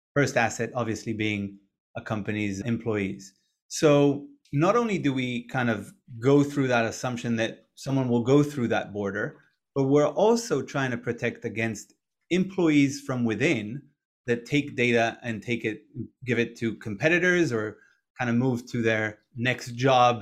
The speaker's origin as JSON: {"language": "English", "country": "Israel", "tie": "born or raised there", "also_born_or_lived": "Boston, United States", "moved": "as an adult", "said": "I was born and raised in Israel."}